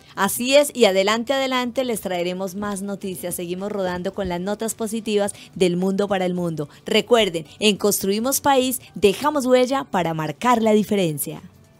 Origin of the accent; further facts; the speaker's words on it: Colombia; now in Chile; como colombiana